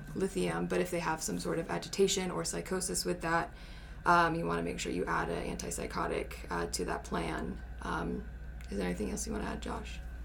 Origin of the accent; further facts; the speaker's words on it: California, United States; moved away as an adult; now in Utah, United States; I grew up in California though, spent most of my life there